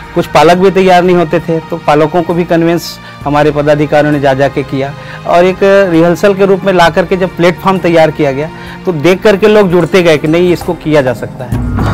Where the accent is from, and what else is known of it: Tekapar, Chhattisgarh, India